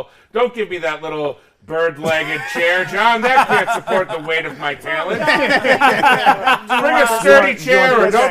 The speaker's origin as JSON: {"language": "English", "town": "Rochester", "region": "New York", "country": "United States", "said": "Now, and of course, I'm that boss from Rochester."}